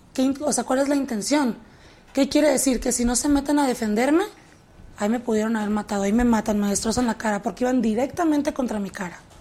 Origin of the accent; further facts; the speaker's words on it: Tijuana, Baja California, Mexico; also born or lived in San Diego, United States; now in Mexico City, Mexico; Yo nací en San Diego, pero yo crecí en la ciudad de Tijuana